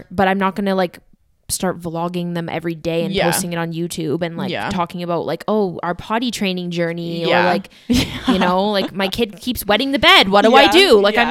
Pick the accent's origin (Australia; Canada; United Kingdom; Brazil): Canada; accent: Canadian; Like, that is how I say it because I'm Canadian and that's my accent.